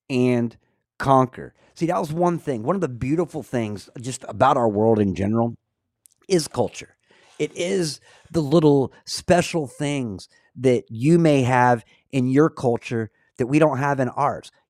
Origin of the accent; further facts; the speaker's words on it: Scotland, United Kingdom; am I the kind of guy that's like, I'm Scottish. I don't care what you have to say.